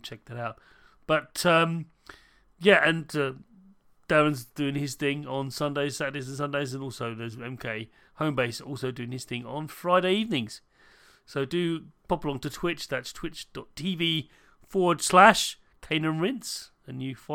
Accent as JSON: {"language": "English", "country": "United Kingdom", "accent": "British", "said": "I'm a British person. You might have noticed my accent"}